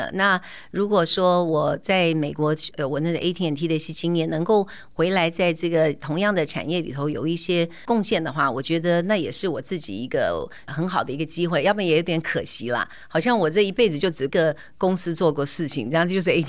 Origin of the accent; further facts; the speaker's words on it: Taiwan; also born or lived in United States; 那这个中间当然跟我回到台湾这个土生土长，看到都是同文同种，然后讲的都是中文